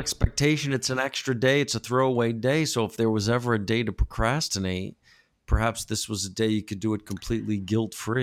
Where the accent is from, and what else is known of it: United States; now in Los Angeles, United States